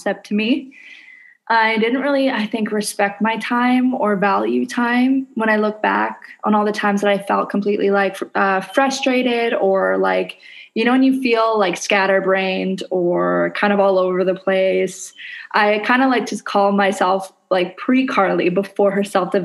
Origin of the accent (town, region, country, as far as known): Canada; now in Indonesia